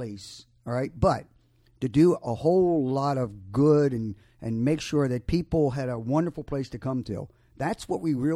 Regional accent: Maryland, United States; moved away as an adult; now in Hampton Roads, United States; we're originally from Maryland

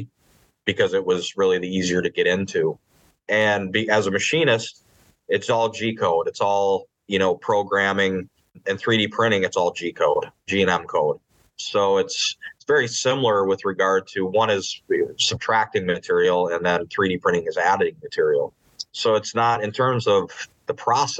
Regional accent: Upper Peninsula of Michigan, United States; moved away as an adult; also born or lived in Peshtigo, Wisconsin; now in Atlanta, United States; I grew up in the Upper Peninsula of Michigan

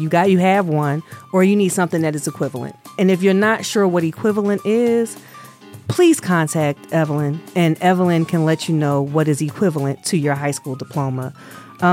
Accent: Pennsylvania, United States; moved away; I'm from Pennsylvania. I have to go through mm-hmm. the Commonwealth of Pennsylvania in order to get my birth certificate

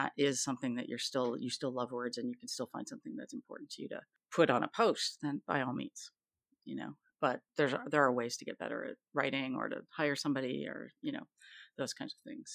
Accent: Canada; I'm Canadian

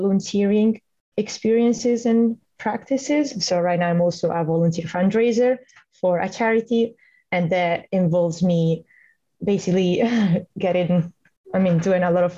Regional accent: Italy; moved away as an adult; now in Stirling, United Kingdom; I'm from Italy.

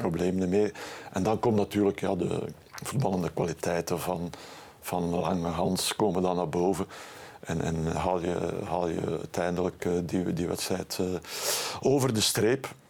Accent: Bruges, Flanders, Belgium; bij ons in Brugge

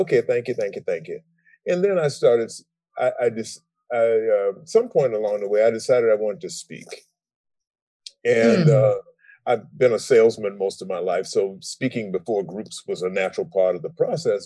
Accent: Savannah, Georgia, United States; I grew up in Savannah, Georgia

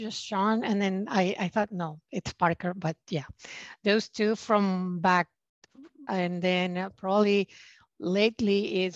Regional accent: Caracas, Capital District, Venezuela; moved away as an adult; now in Houston, United States; So I grew up in Venezuela, in Caracas. And when I was 26, I moved to Houston

